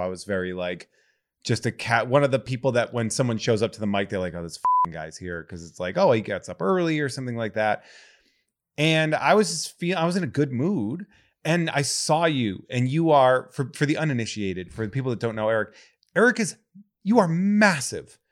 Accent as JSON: {"language": "English", "region": "New England", "country": "United States", "tie": "born or raised there", "said": "I was growing up in New England"}